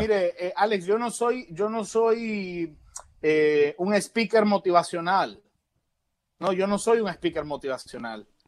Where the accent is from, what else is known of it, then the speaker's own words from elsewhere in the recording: Nicaragua; Yo soy nicaragüense porque ahí nací, yo soy nicaragüense porque soy.